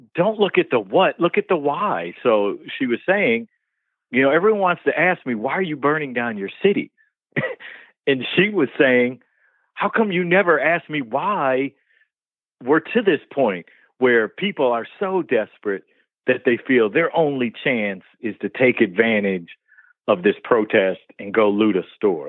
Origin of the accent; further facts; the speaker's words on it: Detroit, Michigan, United States; me growing up in Detroit, black kid